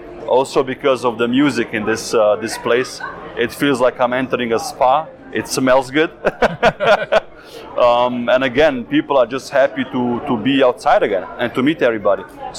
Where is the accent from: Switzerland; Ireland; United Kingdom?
Switzerland; we're from Switzerland, so we have snow already.